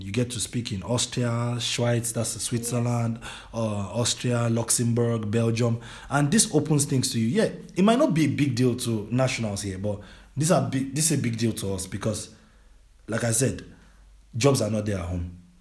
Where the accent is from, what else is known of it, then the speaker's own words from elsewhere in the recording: Nigeria; moved away as an adult; now in Germany; I was born and raised in Nigeria